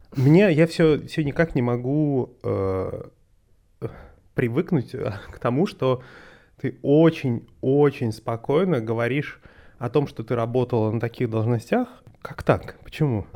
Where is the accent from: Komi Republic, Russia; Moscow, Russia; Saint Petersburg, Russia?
Komi Republic, Russia; Vorkuta; Последний раз мы видели друг друга в Воркуте, где выросли